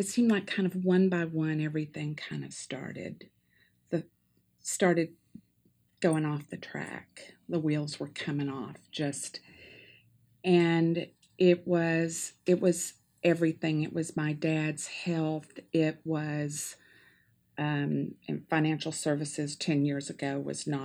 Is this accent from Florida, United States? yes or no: no; Tennessee, United States; moved away as an adult; also born or lived in Chicago; Henry and I had just moved back to Tennessee from Chicago. So I was in my home state